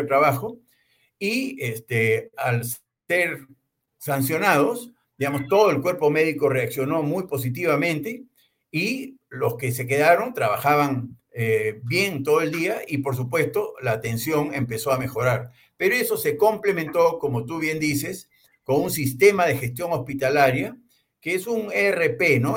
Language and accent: Spanish; Peru; somos nosotros los peruanos